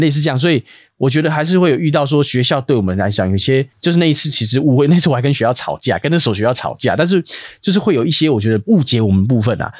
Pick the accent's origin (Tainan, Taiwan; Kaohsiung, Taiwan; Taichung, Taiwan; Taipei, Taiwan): Taipei, Taiwan; 我小时候住在那个东园街，就台北市东园街那里